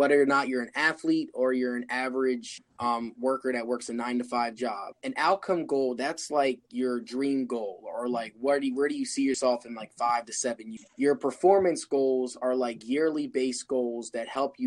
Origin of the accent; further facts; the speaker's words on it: Wilmington, Delaware, United States; I'm from Wilmington, Delaware